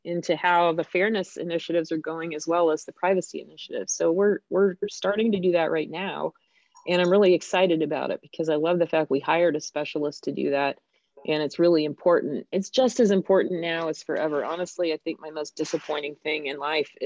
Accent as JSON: {"language": "English", "country": "United States", "said": "I'm American"}